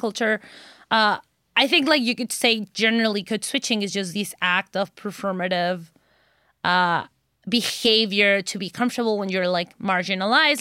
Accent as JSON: {"language": "English", "country": "Mexico", "tie": "born or raised there", "second_language": "English", "moved": "yes", "said": "I'm Mexican, born and bred"}